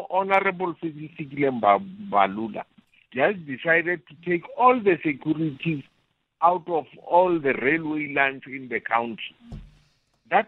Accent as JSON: {"language": "English", "country": "South Africa", "also_born_or_lived": "Giyani", "said": "as a South African"}